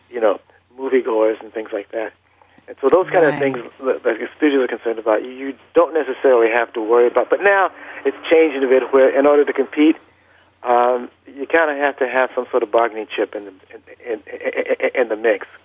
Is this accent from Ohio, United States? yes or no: no; Los Angeles, California, United States; also born or lived in Vicksburg, Mississippi; I was born in Vicksburg, Mississippi, but uh, you know, we moved out to Los Angeles at, at a very early, at a very early age. I was still in you know, in diapers when